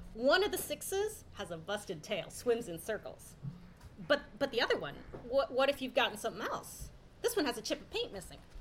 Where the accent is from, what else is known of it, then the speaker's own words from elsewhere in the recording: Seattle, Washington, United States; I'm from Seattle